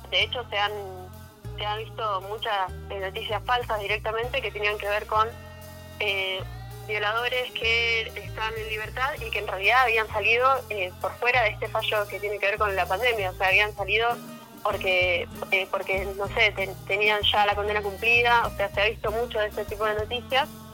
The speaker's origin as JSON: {"language": "Spanish", "region": "Neuquén", "country": "Argentina", "said": "yo soy neuquina"}